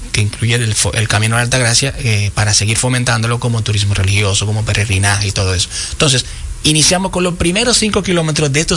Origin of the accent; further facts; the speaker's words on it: Dominican Republic; este patrimonio que tenemos como, como, dominicano.